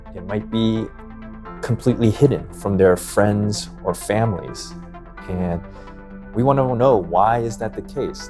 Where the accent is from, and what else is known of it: Los Angeles, California, United States; born or raised there; also born or lived in Philadelphia, Pennsylvania